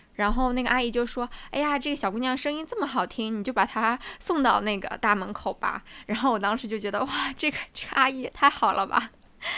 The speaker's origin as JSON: {"language": "Chinese", "region": "southern China", "country": "China", "accent": "southern", "moved": "yes", "said": "南方的口音很重，然后很有我们这嗯。边的方言的味道"}